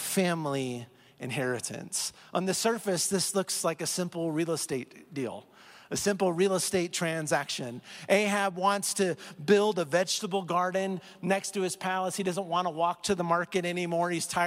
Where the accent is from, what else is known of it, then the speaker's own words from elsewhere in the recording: Iowa, United States; moved away as an adult; also born or lived in Oklahoma / Kentucky; now in Colorado, United States; I grew up in Iowa. I moved to Oklahoma for school. I moved to Kentucky for seminary. I moved back to Oklahoma before I was rescued and came to Colorado.